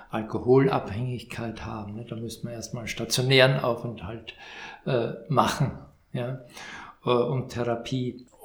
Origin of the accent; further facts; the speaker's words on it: Vienna, Austria; Jetzt hätte ich fast gesagt, ich bin, ich bin Wiener